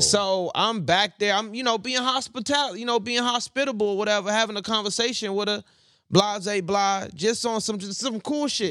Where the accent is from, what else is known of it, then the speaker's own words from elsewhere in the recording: the South, United States; I'm from the South